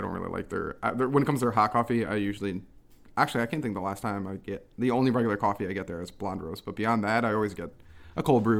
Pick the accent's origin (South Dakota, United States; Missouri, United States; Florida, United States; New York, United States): New York, United States; East Greenbush; I grew up in East Green Bush, where there's like 15 Dunkin' Donuts in like one town